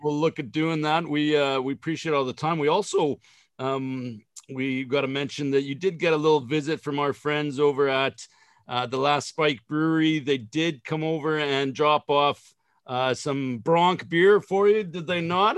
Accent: Saskatchewan, Canada; I grew up here in Saskatchewan

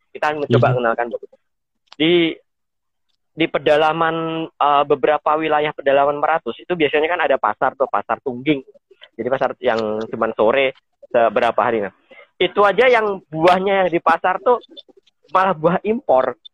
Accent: Blitar, East Java, Indonesia; moved away as an adult; now in South Kalimantan, Indonesia; saya dari Jawa Timur, dari Blitar

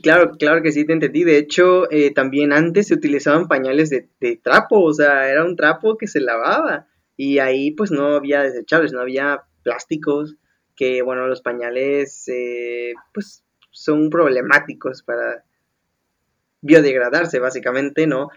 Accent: Veracruz, Mexico; Yo como jarocho veracruzano

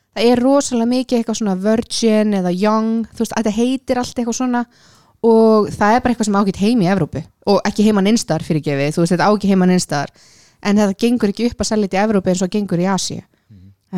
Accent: Iceland; ég er sko frá Íslandi

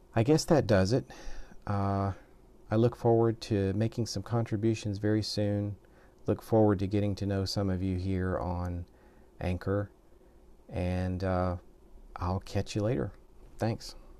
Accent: the South, United States; moved away as an adult; now in Japan; I'm originally from the United States. I'm a southern boy

